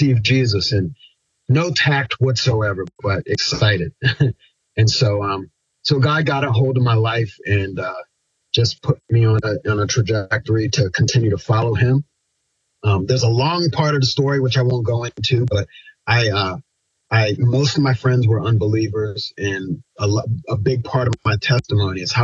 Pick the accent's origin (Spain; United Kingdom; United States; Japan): United States; Pasadena, Maryland; also born or lived in Annapolis, Maryland; I grew up in Anne Arundel County, Maryland